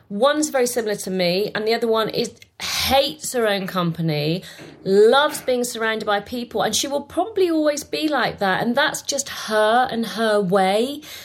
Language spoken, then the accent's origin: English; Bath, South West England, United Kingdom; I was born in England. I was born in Bath and I was born in a council estate